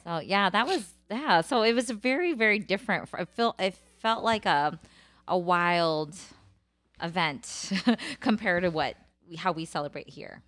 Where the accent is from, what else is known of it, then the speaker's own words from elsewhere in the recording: United States; I'm American, I'm Cambodian, and now I'm Thai Dum